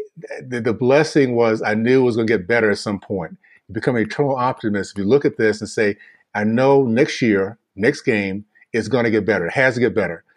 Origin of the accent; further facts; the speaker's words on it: Tallahassee, Florida, United States; moved away as an adult; now in Utah, United States; I grew up in the Deep South in the 60s in Tallahassee, Florida